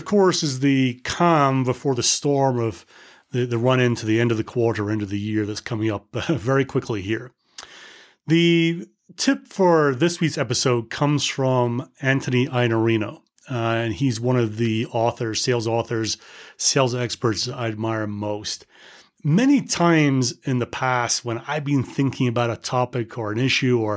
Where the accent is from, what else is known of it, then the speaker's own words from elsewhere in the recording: United Kingdom; as a Brit